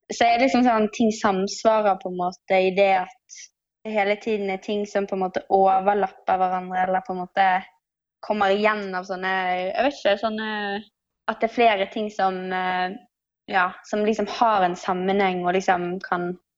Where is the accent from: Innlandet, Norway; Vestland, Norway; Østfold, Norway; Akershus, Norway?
Vestland, Norway; Bergen; moved away as an adult; now in Oslo, Norway; Jeg kommer jo fra Bergen og har vært her de siste Jeg har bodd her i Oslo i de siste seks årene.